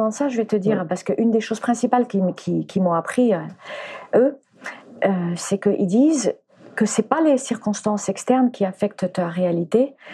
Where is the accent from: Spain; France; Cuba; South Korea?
Spain; mais d'abord je venais, j'étais danseuse de flamenco, je venais d'Espagne